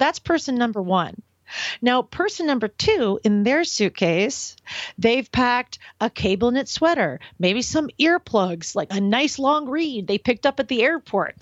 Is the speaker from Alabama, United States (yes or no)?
no; Portland, Oregon, United States; moved away as an adult; also born or lived in Los Angeles, California / San Francisco, California; I grew up in Portland, Oregon